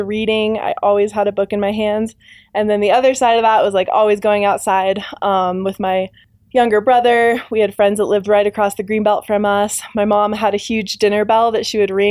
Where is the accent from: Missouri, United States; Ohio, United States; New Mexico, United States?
New Mexico, United States; Santa Fe; also born or lived in Albuquerque, New Mexico; I grew up in Santa Fe, New Mexico.